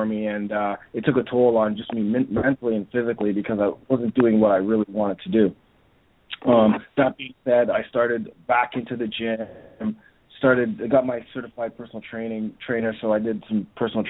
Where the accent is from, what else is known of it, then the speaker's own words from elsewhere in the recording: Toronto, Ontario, Canada; I'm here from Toronto, Canada